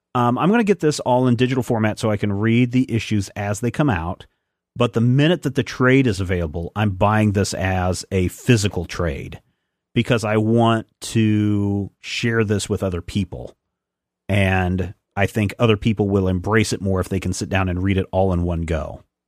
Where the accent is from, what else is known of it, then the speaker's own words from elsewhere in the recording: United States; I'm American